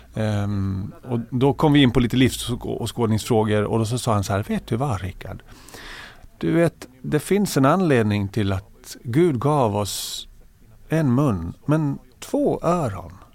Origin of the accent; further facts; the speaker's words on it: Växjö, Kronoberg County, Sweden; also born or lived in Södertälje / Tyresö; min pappa jobb i Växjö i Småland. Så då flyttade familjen ner till Växjö och det var där jag började skola